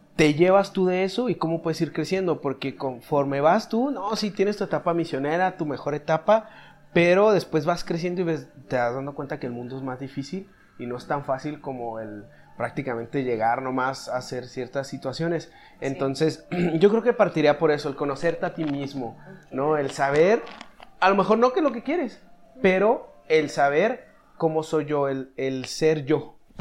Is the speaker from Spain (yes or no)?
no; Chihuahua, Mexico; now in Mexico City, Mexico; soy chihuahuense de cuna